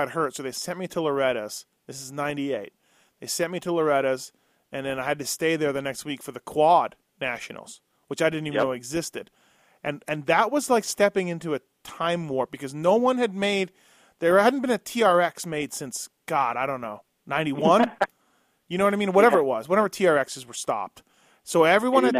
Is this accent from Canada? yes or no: yes; Canada; I'm from Canada